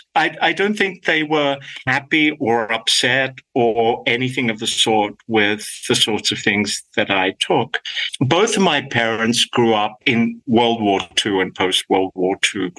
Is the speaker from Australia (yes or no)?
yes; Sydney, New South Wales, Australia; accent: Australian; first language Greek; English is a second language; moved away as an adult; now in Los Angeles, United States; I grew up in Australia, of course, as you can tell from my accent